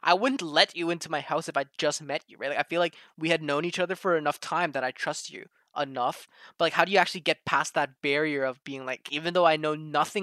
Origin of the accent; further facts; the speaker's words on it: Toronto, Ontario, Canada; I'm from Toronto, in Canada.